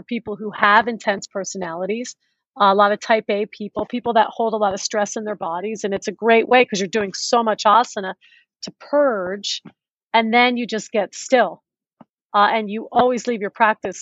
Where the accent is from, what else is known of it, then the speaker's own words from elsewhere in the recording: Philadelphia, Pennsylvania, United States; also born or lived in New York City / Las Vegas; now in Los Angeles, United States; I was a city girl, I grew up in Philadelphia